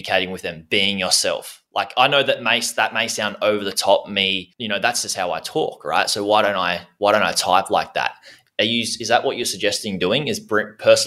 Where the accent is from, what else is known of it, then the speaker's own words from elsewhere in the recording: Australia; I'm an Australian and I have Australian slang